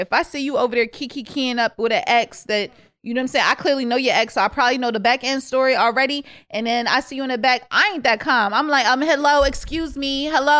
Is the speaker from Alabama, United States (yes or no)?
no; Connecticut, United States; now in Baltimore, United States; I'm from Connecticut.